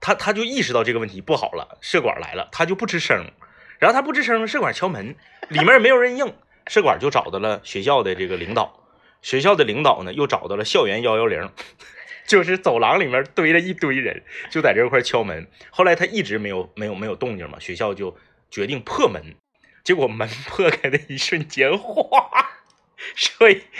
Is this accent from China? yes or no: yes; Northeast China, China; 呃，确实我们东北人长时间吹空调也是不太习惯。